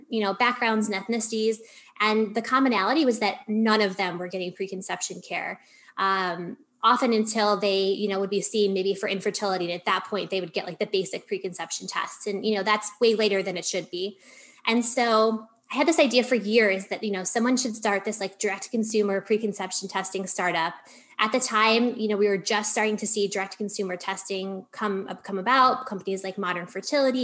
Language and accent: English; New York, United States; now in Los Angeles, United States; I'm originally from New York